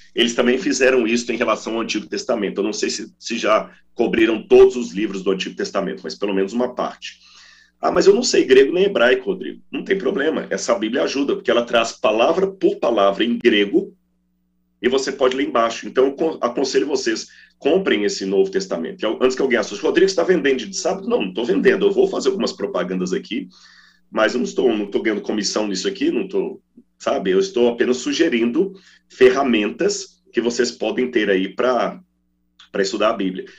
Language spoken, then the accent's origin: Portuguese; Minas Gerais, Brazil; quando eu era criança, lá em Minas, dizia assim: está chovendo um toró